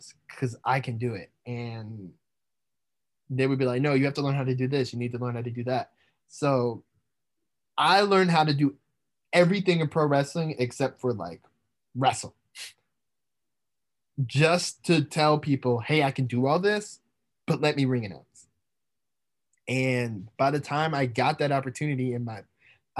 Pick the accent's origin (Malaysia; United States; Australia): United States; Indiana; growing up in Indiana